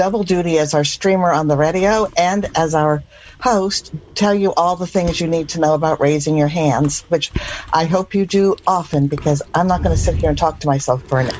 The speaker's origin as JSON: {"language": "English", "town": "Bellingham", "region": "Washington", "country": "United States", "said": "I'm from Bellingham, Washington."}